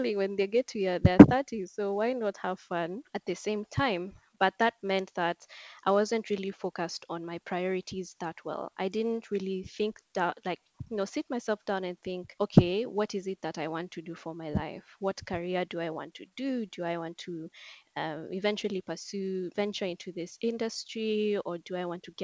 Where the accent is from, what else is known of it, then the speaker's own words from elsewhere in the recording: Nairobi, Kenya; I'm from Nairobi, Kenya.